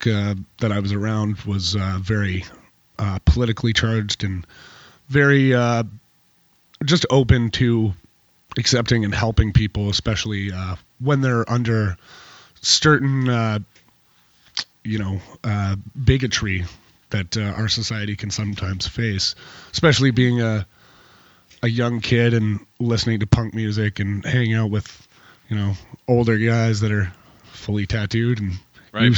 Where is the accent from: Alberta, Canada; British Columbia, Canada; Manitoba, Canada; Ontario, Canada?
Alberta, Canada; St. Albert; also born or lived in Lethbridge, Alberta; now in Nelson, Canada; I grew up in St. Albert, just outside of Edmonton, Alberta.